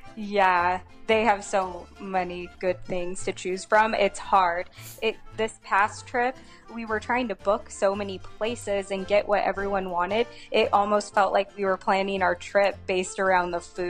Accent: Modesto, California, United States; now in Arizona, United States; I'm from California, so I'm actually from George Lucas's hometown, Modesto

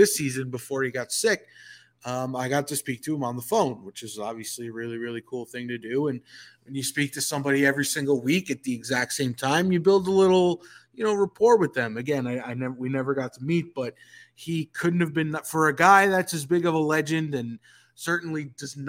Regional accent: Northeast, United States; moved away as an adult; now in Atlanta, United States; I come from the Northeast

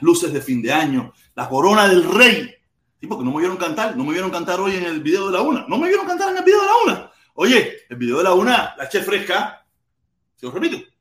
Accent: Pinar del Río, Cuba; now in United States; yo soy pinareño

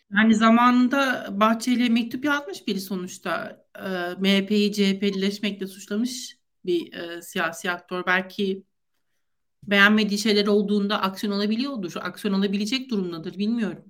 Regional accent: Antalya, Turkey; Ben Antalyalıyım.

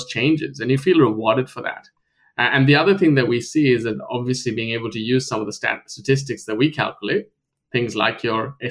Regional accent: New Zealand; moved away as an adult; now in Sydney, Australia; I grew up in New Zealand, moved to Sydney about, I think, 11 years ago

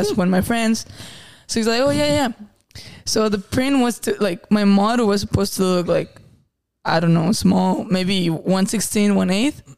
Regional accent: Zacatecas, Mexico; moved away; I'm from Zacatecas

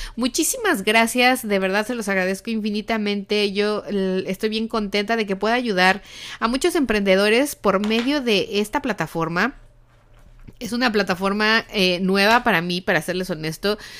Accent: Mexico; now in United States; en México nosotros no tenemos esta tradición, pero desde que llegamos aquí a Estados Unidos, bueno, como dicen en mi país

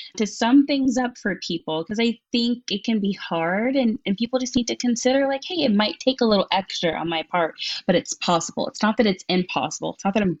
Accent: Texas, United States; also born or lived in Chicago, Illinois; now in Washington, D.C. area, United States; I was born in Chicago, then I was raised in Texas. I'm so glad to live outside of DC right now

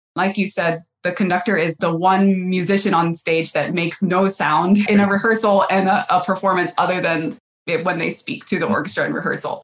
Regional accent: North Carolina, United States; moved away as an adult; also born or lived in Cleveland / New York City / Indianapolis; now in Cincinnati, United States; I was born in North Carolina

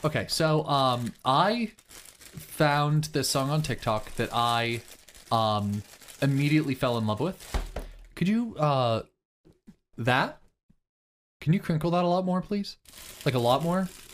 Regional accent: Kansas, United States; I'm from Kansas

